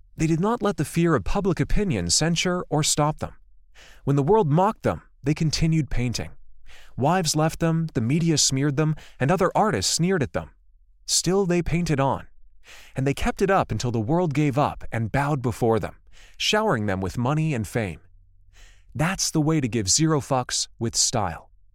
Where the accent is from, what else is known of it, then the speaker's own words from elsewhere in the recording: Livermore, California, United States; also born or lived in Santa Cruz; At nineteen, I decided that it was time to finally leave my hometown of Livermore